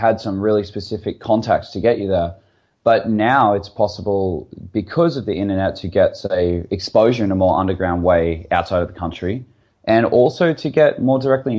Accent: Australia; I'm from Australia too

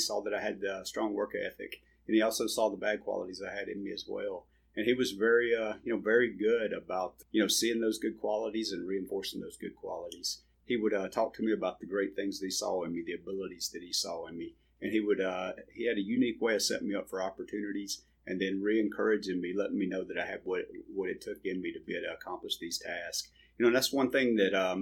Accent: Vidalia, Louisiana, United States; moved away; I'm from Vidalia, Louisiana. Grew up in a small town

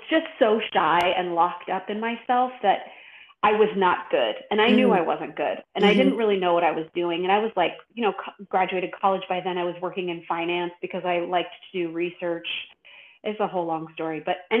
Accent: Los Angeles, California, United States; I grew up in and around Los Angeles.

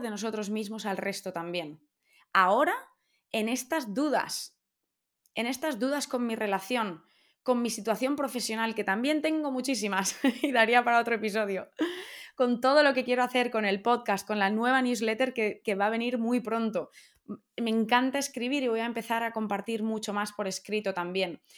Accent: Valencia, Valencian Community, Spain; moved away as an adult; also born or lived in Australia; now in London, United Kingdom; yo soy de Valencia y vivimos en Londres. Y yo llevo muchos años fuera y me apetece volver a casa

